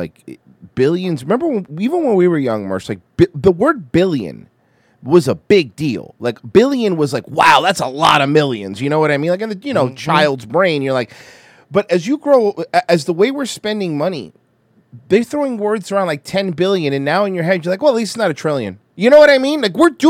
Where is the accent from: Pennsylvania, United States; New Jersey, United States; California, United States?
California, United States; Fresno; I'm from Fresno.